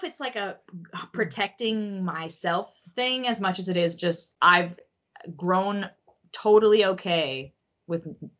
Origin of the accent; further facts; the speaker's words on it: the South, United States; I'm from the South